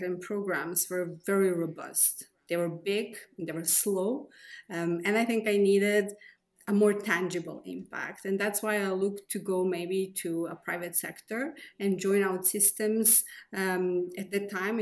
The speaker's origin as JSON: {"language": "English", "country": "Serbia", "tie": "born or raised there", "said": "I was born in Yugoslavia, now in Serbia"}